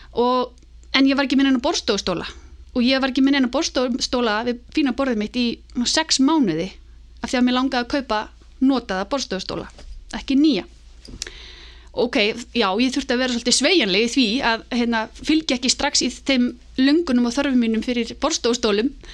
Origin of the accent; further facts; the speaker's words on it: Álftanes, Capital Region, Iceland; ég er alveg upp á Altanesi eh, og í rauninni bara í, í mikill tengslum við náttúruna